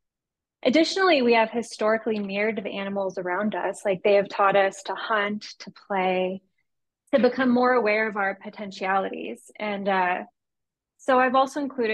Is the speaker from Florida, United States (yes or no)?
no; San Diego, California, United States; I'm an artist from San Diego with a background in community work